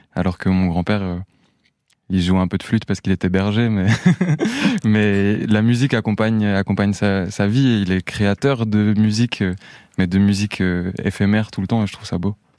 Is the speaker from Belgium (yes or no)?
no; Sochaux, Bourgogne-Franche-Comté, France; also born or lived in Montenegro; je suis parti de Besançon, en tout cas de la région, de Sochaux